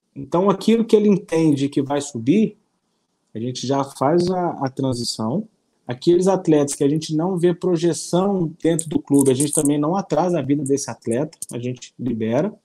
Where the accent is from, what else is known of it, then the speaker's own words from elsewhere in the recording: Ubá, Minas Gerais, Brazil; eu sou de Minas Gerais, uma cidade chamada Bar, é o polo moveleiro do Brasil